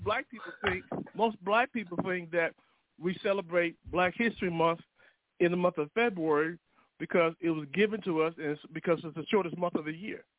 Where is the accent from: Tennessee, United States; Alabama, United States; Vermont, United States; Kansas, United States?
Alabama, United States; I grew up in Alabama